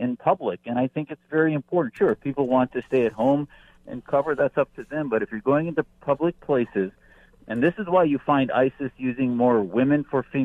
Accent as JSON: {"language": "English", "country": "United States", "said": "as an American"}